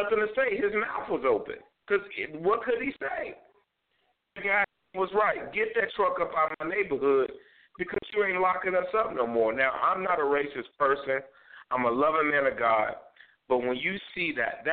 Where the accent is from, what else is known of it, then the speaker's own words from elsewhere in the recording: Chicago, Illinois, United States; moved away; I am a resident of the south side of Chicago. Well, I was a resident. Born and raised in Chicago